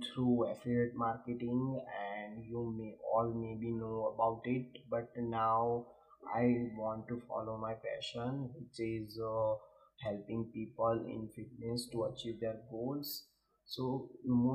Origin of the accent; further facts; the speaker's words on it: India; I am originally from India